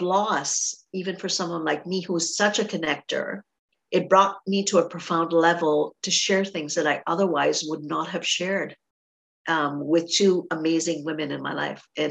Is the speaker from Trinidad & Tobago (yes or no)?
yes; Trinidad & Tobago; now in Canada; I grew up in Trinidad